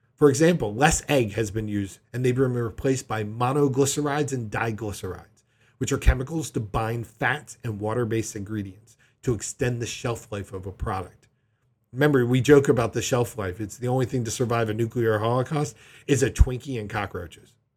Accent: Delaware, United States; my home state of Delaware

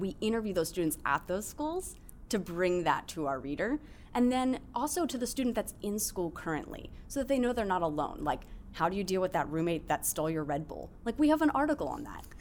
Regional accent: Baltimore, Maryland, United States; I'm from Baltimore

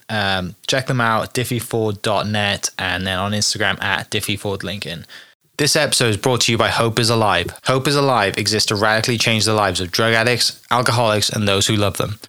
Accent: Wales, United Kingdom; moved away as an adult; now in Oklahoma City, United States; I'm from Wales originally, right? And I grew up. I'm 32 years old. I grew up in the 90s watching Ryan Giggs

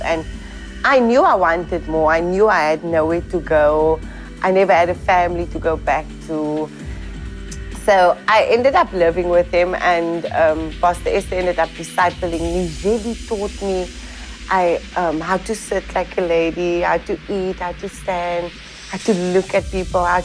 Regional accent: Cape Town, Western Cape, South Africa; I'm from Cape Town, South Africa.

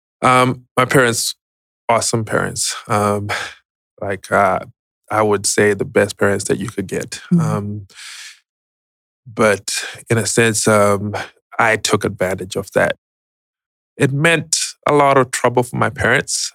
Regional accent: Zimbabwe; moved away as an adult; now in Atlanta, United States; But I was born and raised in Zimbabwe, migrated to the U.S. in 2010.

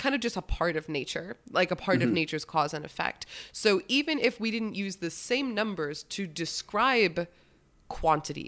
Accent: United States; I'm American

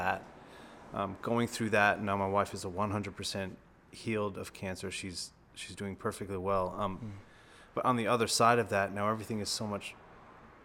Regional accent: Rhode Island, United States; I'm from Rhode Island, so not too far from the studios

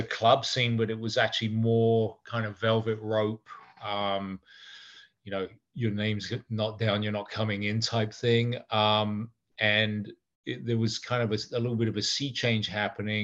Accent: England, United Kingdom; moved away; We had an office in London because obviously I'm English

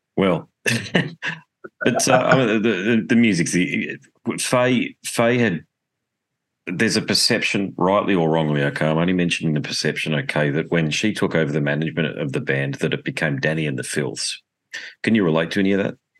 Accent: Australia

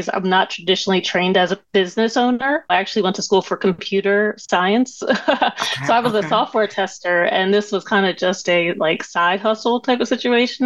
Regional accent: Coatesville, Pennsylvania, United States; moved away as an adult; also born or lived in Philadelphia; I'm actually from Coatesville, Pennsylvania, which is not that far

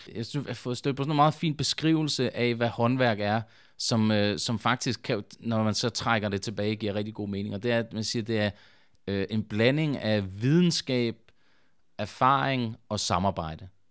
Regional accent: Svendborg, Southern Denmark, Denmark; jeg kommer fra Svendborg oprindeligt

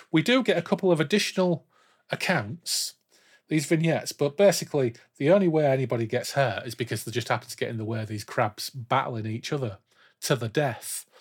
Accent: Yorkshire and the Humber, United Kingdom; we grew up in Humber side, in inverted commas, didn't we? Back to East Yorkshire now, as it should be, and North Lincolnshire

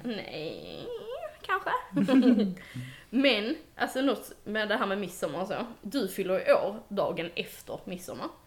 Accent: Denmark; jag är dansk och inte har varit där

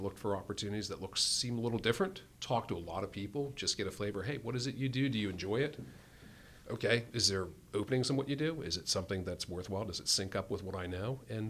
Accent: New Jersey, United States; accent: North Jersey; moved away as an adult; now in Pittsburgh, United States; I grew up in North Jersey, outside of New York City. If you listen real closely, once in a while you'll catch the North Jersey accent.

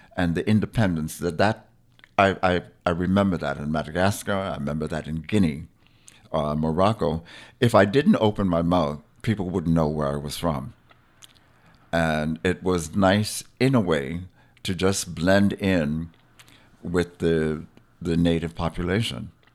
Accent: Charlotte Amalie, U.S. Virgin Islands; now in Frederiksted, U.S. Virgin Islands; I am a Virgin Islander, born and raised Virgin Islander

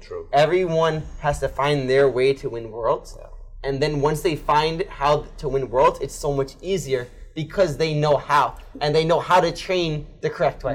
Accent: United States; I'm American

